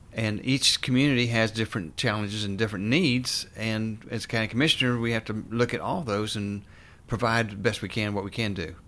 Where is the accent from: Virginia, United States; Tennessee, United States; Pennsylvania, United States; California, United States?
Tennessee, United States; Morristown; moved away as an adult; also born or lived in Clemson, South Carolina / Atlanta, Georgia / North Carolina; now in Hendersonville, United States; I grew up in East Tennessee in a town called Morristown.